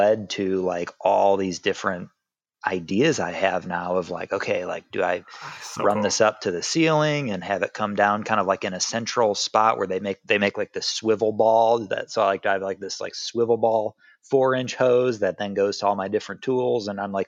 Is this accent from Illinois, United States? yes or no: yes; Chicago, Illinois, United States; now in Nashville, United States; I grew up in Chicago.